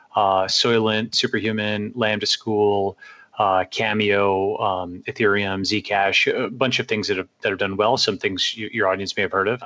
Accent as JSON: {"language": "English", "area": "Long Island", "region": "New York", "country": "United States", "tie": "born or raised there", "also_born_or_lived": "Stanford, California", "moved": "as an adult", "said": "parents came over from India, and uh, I grew up on Long Island, uh, New York"}